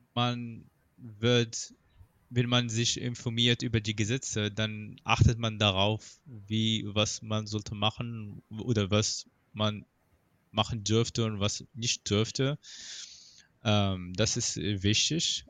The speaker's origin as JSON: {"language": "German", "country": "Morocco", "tie": "born or raised there", "second_language": "German", "moved": "as an adult", "lives_now": "Germany", "said": "mein Heimatland Marokko"}